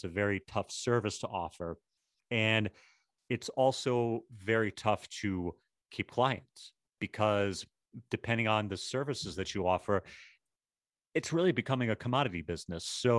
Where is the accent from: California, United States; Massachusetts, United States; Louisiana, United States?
Massachusetts, United States; Boston; now in New York, United States; Dude, I'm from Boston and I live in New York. Very, very few things offend me.